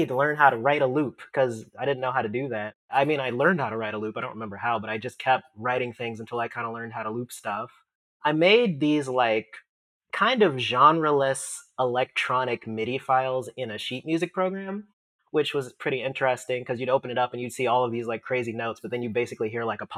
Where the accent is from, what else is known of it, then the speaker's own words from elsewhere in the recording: Augusta, Georgia, United States; moved away as an adult; now in Seattle, United States; I grew up in Augusta, Georgia